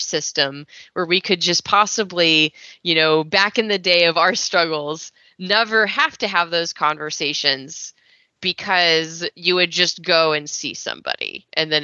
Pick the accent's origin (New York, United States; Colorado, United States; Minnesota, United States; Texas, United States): Texas, United States; I was raised in Texas